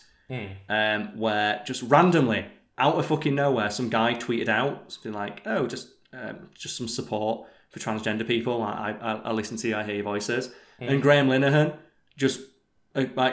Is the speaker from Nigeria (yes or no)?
no; England, United Kingdom